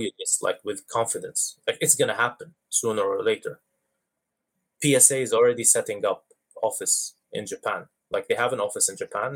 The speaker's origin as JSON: {"language": "English", "region": "Dubai", "country": "United Arab Emirates", "tie": "born or raised there", "said": "I grew up in in the Middle East in Dubai"}